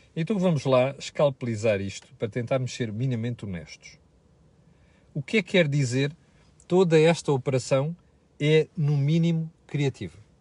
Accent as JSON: {"language": "Portuguese", "country": "Portugal", "said": "nós, portugueses"}